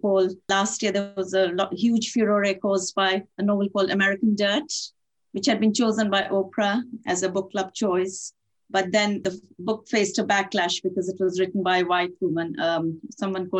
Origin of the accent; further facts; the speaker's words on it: Italy; also born or lived in India / France; now in Manchester, United Kingdom; I was born in India, brought up in Italy, lived in France, of course now live in Manchester